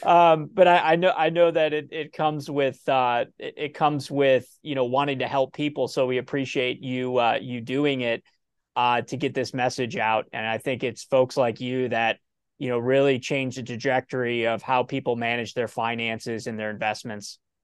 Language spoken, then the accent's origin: English; Ohio, United States; I'm from Ohio